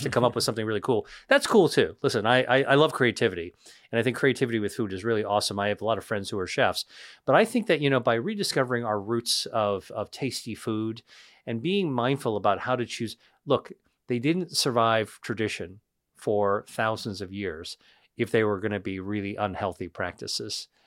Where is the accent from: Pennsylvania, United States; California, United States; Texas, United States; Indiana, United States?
Pennsylvania, United States; I grew up in Pennsylvania, inland